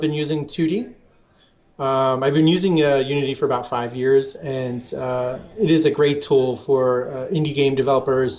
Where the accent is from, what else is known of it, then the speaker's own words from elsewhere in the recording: Philadelphia, Pennsylvania, United States; I'm from Philadelphia